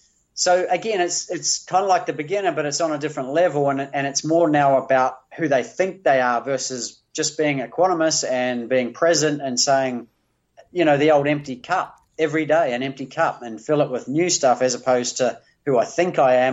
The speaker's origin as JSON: {"language": "English", "country": "New Zealand", "moved": "as an adult", "lives_now": "Australia", "said": "I came to Australia from New Zealand to play beach volleyball at the Olympics."}